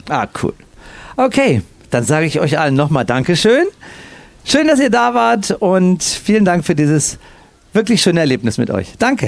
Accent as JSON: {"language": "German", "town": "Cologne", "region": "North Rhine-Westphalia", "country": "Germany", "said": "Ich bin ja Kölner"}